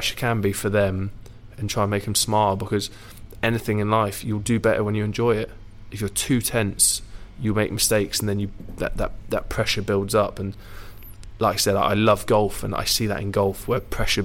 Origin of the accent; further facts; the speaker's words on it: Jersey; moved away as an adult; born and bred from Jersey